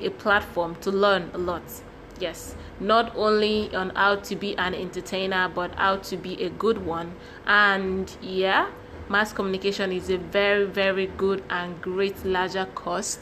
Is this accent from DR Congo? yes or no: no; Akwa Ibom, Nigeria; English is a second language; I'm from Akwa Ibom State